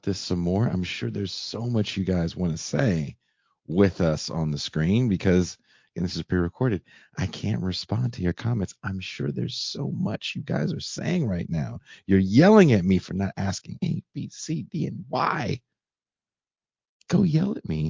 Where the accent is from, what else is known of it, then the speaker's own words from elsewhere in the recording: San Francisco Bay Area, California, United States; a native Californian. I'm from the San Francisco Bay Area.